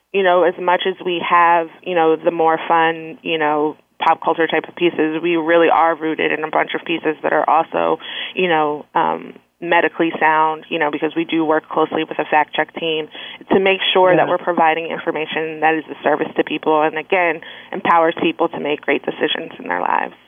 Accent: Philadelphia, Pennsylvania, United States; now in Washington, D.C., United States; I'm originally from Philadelphia, um, and I currently um, live, work, and play in Washington, D.C.

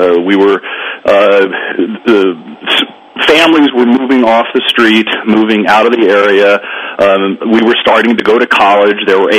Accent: Los Angeles, California, United States; Most of us are now in our mid to late 50s. We were growing up in Woodland Hills, California, a suburban area outside of Los Angeles

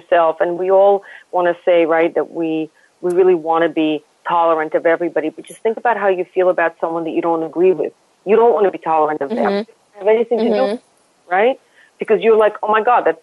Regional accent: Saint Petersburg, Russia; also born or lived in Lawrence, Kansas / Rome / London / Dallas; now in New York, United States; I grew up in Russia where I never saw anybody who was any other color other than white

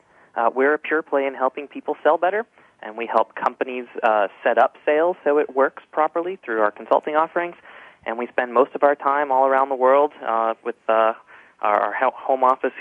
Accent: United States; I'm American

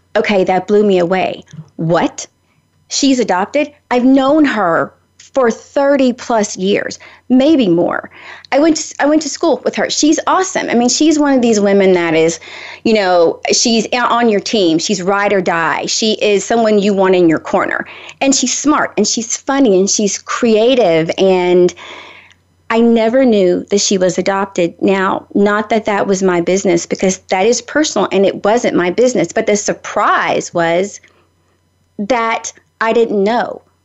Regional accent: Nashville, Tennessee, United States; I'm from Nashville

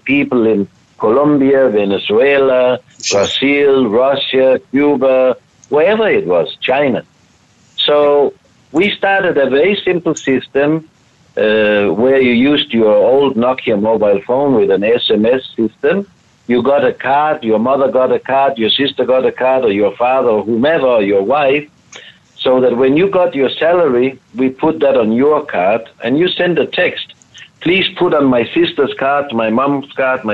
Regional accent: Denmark; I am from Denmark, but I am located in Spain this week

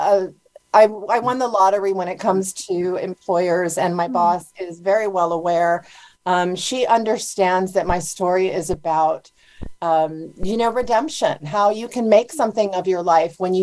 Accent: Honolulu, Hawaii, United States; I grew up in Honolulu, Hawaii

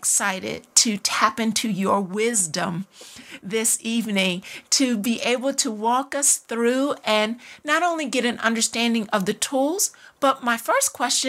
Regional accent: D.C. area, Maryland, United States; also born or lived in Washington, D.C.; I grew up in the Maryland, D.C. area in my elementary and middle school, high school years

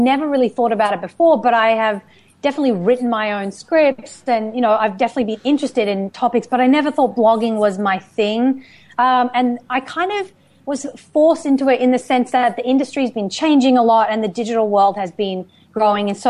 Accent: Australia; moved away as an adult; also born or lived in United Kingdom; now in Los Angeles, United States; I was born in the UK. I was raised and educated in Australia. I've been living in Los Angeles for the past 8 years

